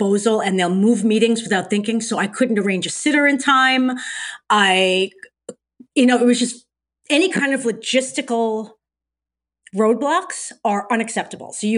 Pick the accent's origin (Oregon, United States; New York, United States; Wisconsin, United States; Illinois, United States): New York, United States; New York City; moved away as an adult; now in Los Angeles, United States; I'm from Brooklyn, New York, free range Brooklyn. Yeah, born and raised